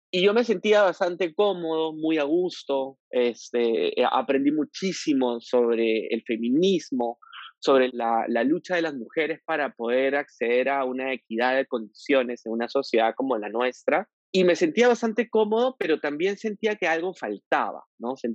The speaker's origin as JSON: {"language": "Spanish", "region": "Piura", "country": "Peru", "moved": "as an adult", "lives_now": "Lima, Peru", "said": "Yo soy piurano, yo nací en Piura en el año 84, estudié una carrera en la Universidad Católica como abogado, me vine a Lima porque pensaba primero que Piura era una ciudad bastante conservadora y muy machista"}